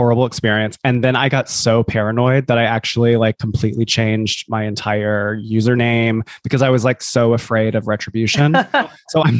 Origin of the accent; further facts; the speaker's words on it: Columbia, South Carolina, United States; moved away as an adult; now in New York City, United States; I'm from Columbia, South Carolina. I live in New York City, and I've been here for almost 11 years.